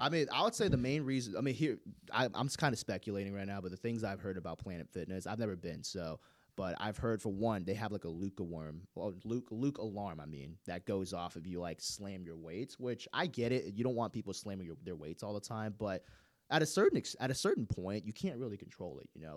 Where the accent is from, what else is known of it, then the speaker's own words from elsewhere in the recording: Gwinnett County, Georgia, United States; I grew up in Gwinnett County